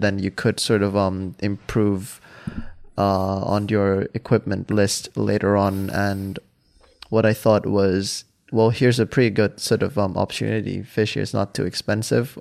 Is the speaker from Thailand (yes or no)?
yes; Hua Hin, Prachuap Khiri Khan, Thailand; English is a second language; moved away as an adult; now in Amsterdam, Netherlands; I grew up in Hua Hin